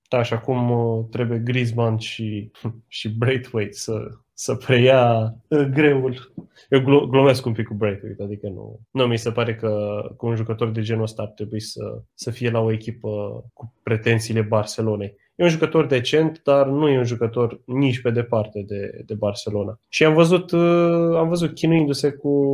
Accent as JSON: {"language": "Romanian", "country": "Romania", "said": "noi ca români"}